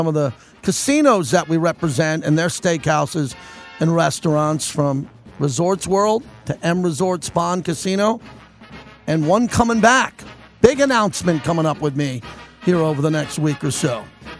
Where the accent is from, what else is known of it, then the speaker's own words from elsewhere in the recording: New York, United States; now in Las Vegas, United States; I'm from New York, man. I've had great pizza my whole life.